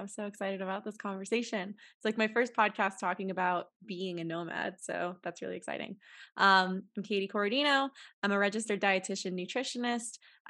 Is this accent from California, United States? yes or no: no; New York, United States; now in Denver, United States; I'm from New York City area originally, and it was just a really different place and something I wanted to give a try, just like being in more nature.